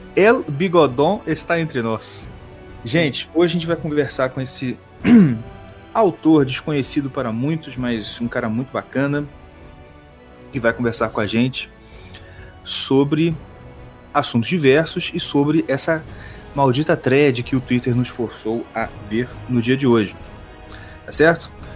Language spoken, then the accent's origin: Portuguese; Nova Iguaçu, Rio de Janeiro, Brazil; eu nasci em Nova Iguaçu